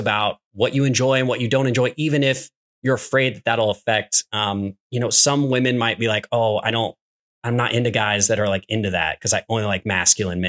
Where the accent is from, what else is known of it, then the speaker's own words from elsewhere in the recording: Midwest, United States; being an American kid growing up in the Midwest